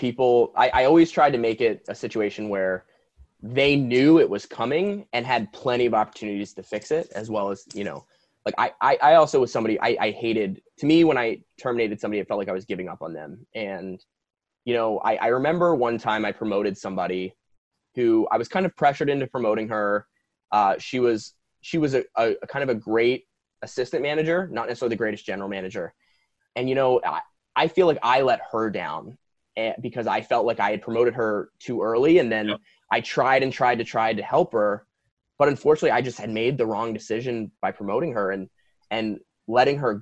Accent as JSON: {"language": "English", "area": "East Coast", "region": "New Jersey", "country": "United States", "tie": "born or raised there", "also_born_or_lived": "Princeton, New Jersey / Ann Arbor, Michigan / New York", "moved": "as an adult", "lives_now": "Los Angeles, United States", "said": "I was born and raised on the East Coast"}